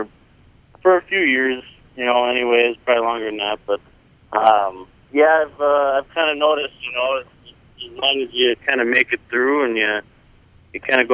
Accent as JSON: {"language": "English", "town": "Raymond", "region": "Wisconsin", "country": "United States", "lives_now": "Trevor, United States", "said": "I'm actually from Raymond, Wisconsin, just a little town out there in Racine County, about 20 minutes south of Milwaukee."}